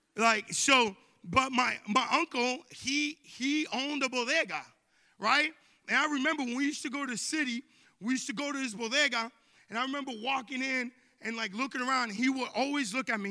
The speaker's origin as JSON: {"language": "English", "area": "Long Island", "region": "New York", "country": "United States", "tie": "born or raised there", "moved": "yes", "said": "I grew up in New York, right? In Long Island, New York"}